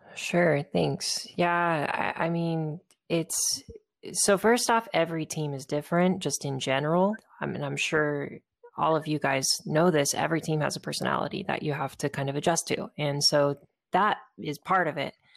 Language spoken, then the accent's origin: English; Southern California, United States; I was moving back to nearby my hometown uh, in Southern California